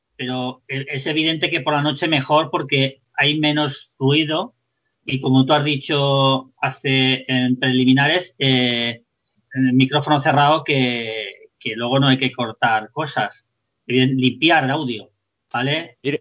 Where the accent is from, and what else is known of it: Spain